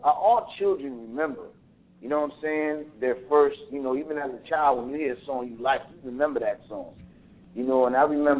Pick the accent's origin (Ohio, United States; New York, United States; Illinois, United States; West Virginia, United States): Illinois, United States; Chicago; I was living in Chicago. I'm from Chicago.